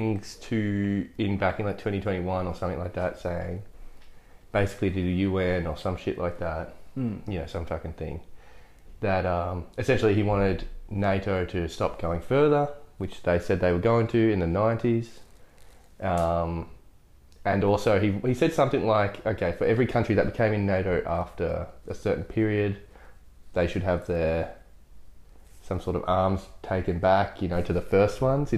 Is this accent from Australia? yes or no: yes; Australia; we are Australian